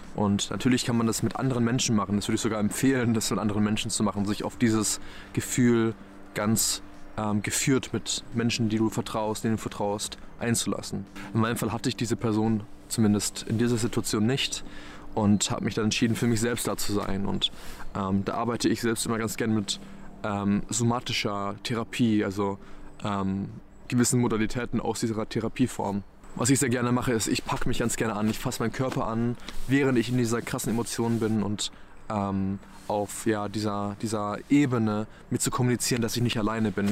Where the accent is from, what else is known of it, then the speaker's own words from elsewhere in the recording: Black Forest, Baden-Württemberg, Germany; now in Berlin, Germany; wo ich auch hier in meinem ja, Heimatdorf bin im Schwarzwald